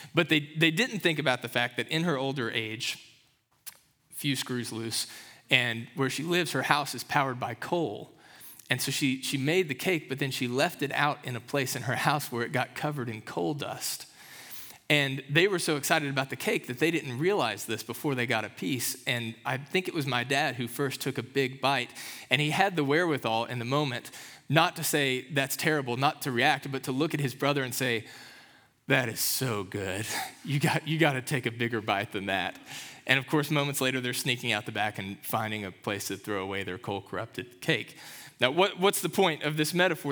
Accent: Kentucky, United States; moved away; growing up in Kentucky

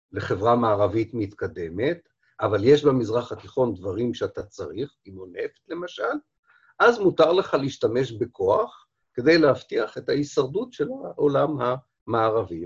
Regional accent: Israel

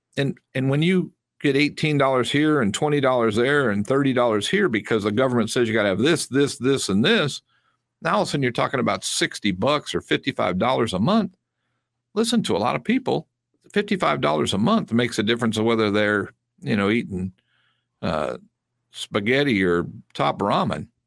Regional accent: United States; I'm American, and I'm proud to be an American

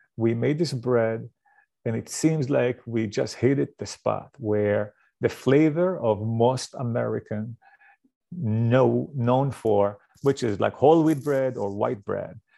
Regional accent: Israel; moved away; I grew up in Israel

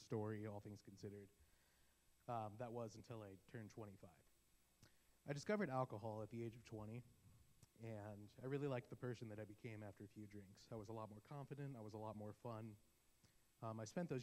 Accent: Arizona, United States; I was born in Arizona to a family that I would describe as lukewarm

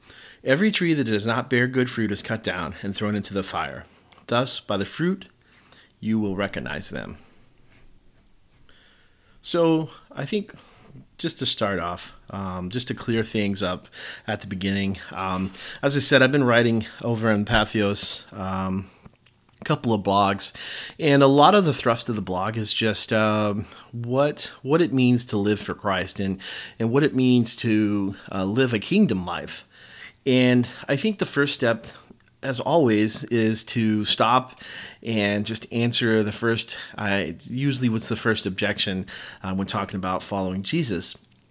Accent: the South, United States; especially in my background, especially growing up in the South, in the Baptist tradition.

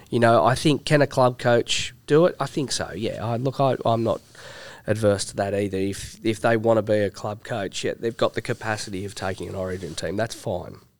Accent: New South Wales, Australia; born and raised and absolutely cherishes the fact that I'm from New South Wales

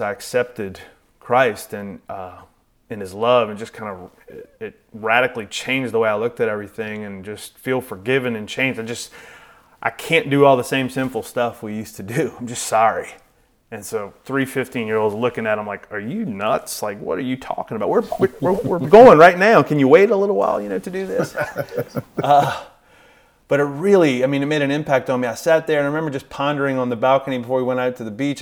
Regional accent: New Orleans, Louisiana, United States; grew up, like Mark said, in a suburb of New Orleans

